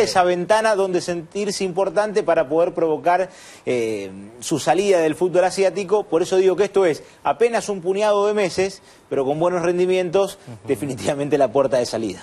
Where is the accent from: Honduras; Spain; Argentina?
Argentina; me encantaría como eh, argentino